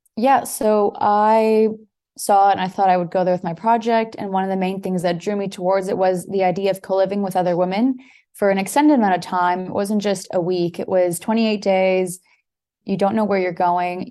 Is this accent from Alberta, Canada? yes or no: no; Toronto, Ontario, Canada; moved away as an adult; now in Portugal; born and raised in Toronto, Canada, but my parents are both Portuguese